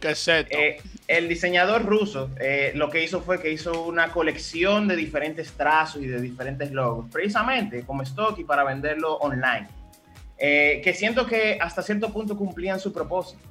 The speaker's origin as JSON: {"language": "Spanish", "country": "Dominican Republic", "said": "me siento identificado como dominicano"}